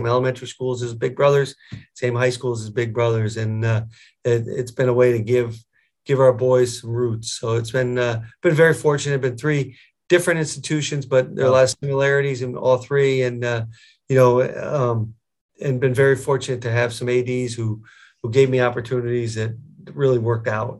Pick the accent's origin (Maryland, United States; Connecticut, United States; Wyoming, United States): Connecticut, United States; moved away as an adult; also born or lived in Buffalo area, New York; now in Buffalo, United States; I grew up down in Connecticut, about 7 hours from here.